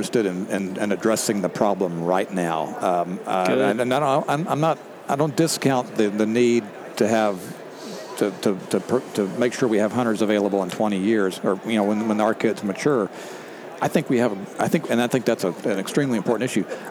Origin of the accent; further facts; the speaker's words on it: the Texas coast, United States; I grew up on the Texas coast, good duck hunting